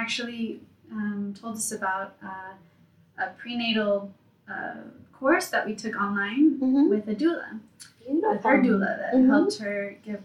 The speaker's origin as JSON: {"language": "English", "town": "San Antonio", "region": "Texas", "country": "United States", "tie": "born or raised there", "also_born_or_lived": "California", "moved": "as an adult", "lives_now": "Mexico City, Mexico", "said": "I was born in California, but I grew up here in San Antonio most of my life"}